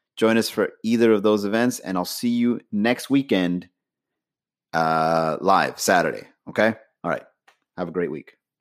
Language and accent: English; Miami, Florida, United States; also born or lived in Long Island, New York; I was brought into Miami at an early age